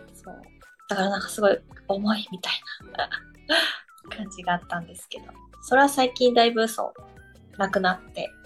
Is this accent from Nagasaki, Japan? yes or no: yes; Nagasaki, Japan; also born or lived in Tokyo; now in Zushi, Japan; 私もともと長崎出身なんですけど、うんうん。その海がすぐ近くにあって、っていう環境で育って